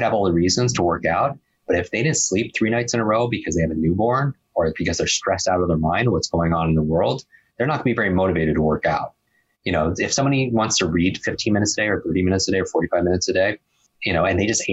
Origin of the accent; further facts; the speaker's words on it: Northeast, United States; I grew up in the Northeast